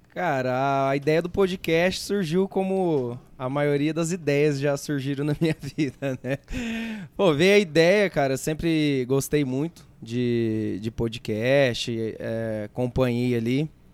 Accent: Mirassol, São Paulo, Brazil; also born or lived in Votuporanga; Sou de Mirassol, sou. É, nasci em Votuporanga, mas vim para cá muito, muito pequeno

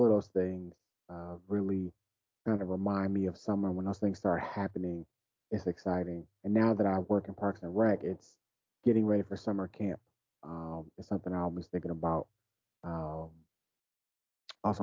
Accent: Detroit, Michigan, United States; moved away; growing up in Detroit

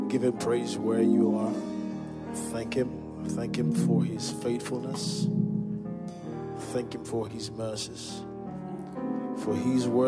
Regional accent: Kano, Kano State, Nigeria; And I came from Kano, Kano Bushman.

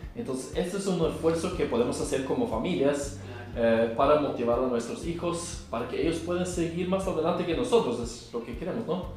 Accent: Norway; Spanish is a second language; moved away; soy de Noruega

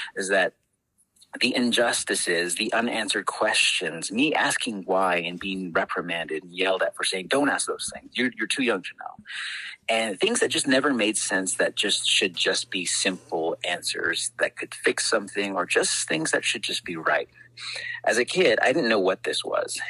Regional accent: Shiprock, New Mexico, United States; also born or lived in Albuquerque, New Mexico; from Shiprock, New Mexico, born and raised on the Navajo uh, Reservation.

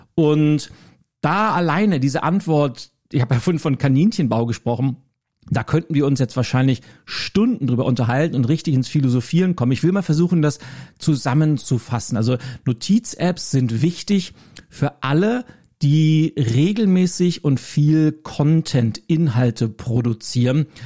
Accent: Schleswig-Holstein, Germany; als Schleswig-Holsteiner drücke ich

